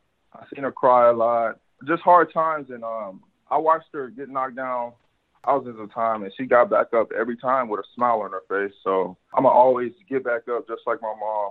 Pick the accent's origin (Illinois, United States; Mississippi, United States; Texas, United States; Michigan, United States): Texas, United States; Tyler; moved away; I'm actually from Tyler, Texas